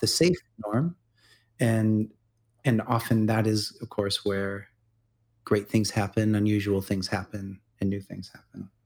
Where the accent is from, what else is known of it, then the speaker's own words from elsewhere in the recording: Midwest, United States; I grew up in the Midwest